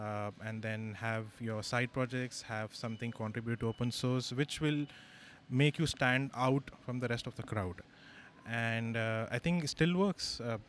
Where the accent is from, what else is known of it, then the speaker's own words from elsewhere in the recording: Hyderabad, Telangana, India; I'm from Hyderabad.